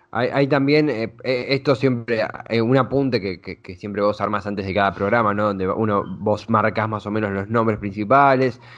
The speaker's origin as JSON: {"language": "Spanish", "country": "Argentina", "said": "nuestra propia cotidianidad como argentinos"}